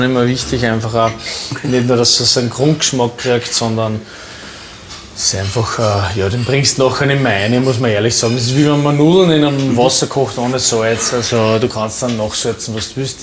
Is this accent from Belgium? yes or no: no; Upper Austria, Austria; bei uns in Oberösterreich